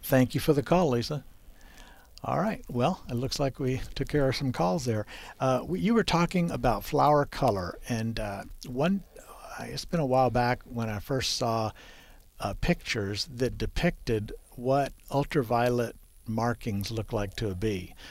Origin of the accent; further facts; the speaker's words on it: South Texas, United States; I grew up in South Texas where whitebrush uh, is popular